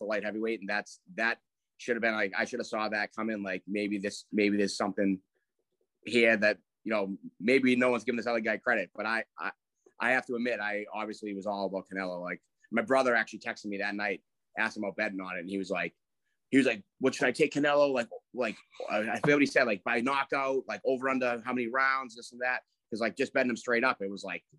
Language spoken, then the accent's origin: English; Braintree, Massachusetts, United States; They took a bus from Braintree, where we're from